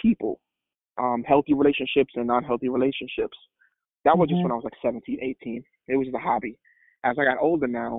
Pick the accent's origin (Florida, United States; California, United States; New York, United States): New York, United States; New York City; also born or lived in Trinidad; I grew up in Brooklyn, New York, came from Trinidad when I was 8 years old